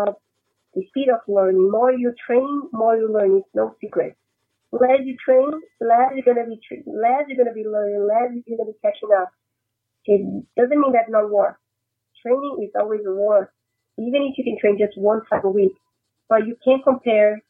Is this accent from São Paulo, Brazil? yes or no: no; Brasília, Federal District, Brazil; moved away; it was in Brasilia, my hometown